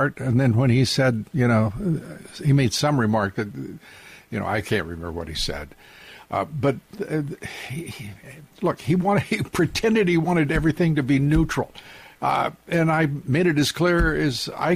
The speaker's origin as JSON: {"language": "English", "region": "Texas", "country": "United States", "said": "I'm a mutt from Texas"}